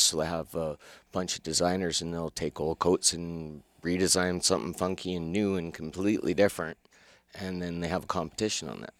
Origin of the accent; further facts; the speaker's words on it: Calgary, Alberta, Canada; accent: Calgary; I was born and raised in Calgary